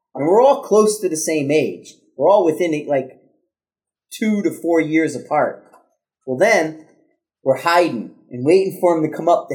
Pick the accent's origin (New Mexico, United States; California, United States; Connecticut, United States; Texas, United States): Connecticut, United States; growing up in Connecticut, I had a big family